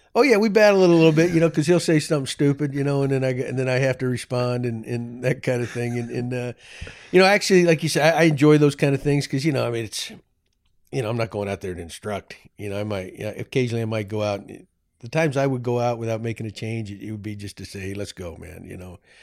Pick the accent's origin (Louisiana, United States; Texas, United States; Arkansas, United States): Texas, United States; I am a proud Texan, although New England blood runs through my veins